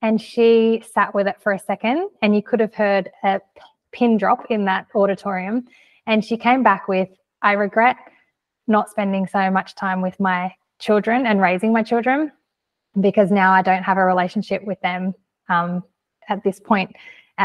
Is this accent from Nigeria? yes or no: no; Australia; I'm from Australia.